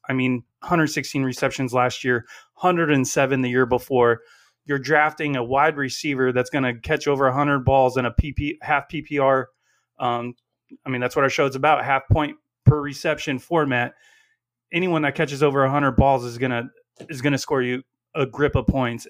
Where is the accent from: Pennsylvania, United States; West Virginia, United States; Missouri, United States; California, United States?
California, United States; Central; we're from Central California, they call it the Sin Cal